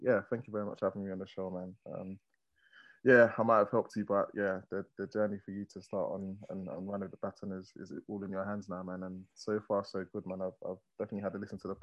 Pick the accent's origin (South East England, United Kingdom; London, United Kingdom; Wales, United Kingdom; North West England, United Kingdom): London, United Kingdom; So East London, born and bred